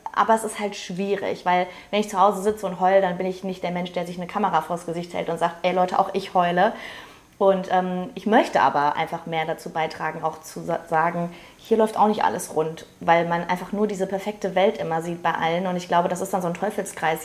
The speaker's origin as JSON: {"language": "German", "area": "Ruhr area", "region": "North Rhine-Westphalia", "country": "Germany", "said": "Ich komme aus dem Ruhrpott"}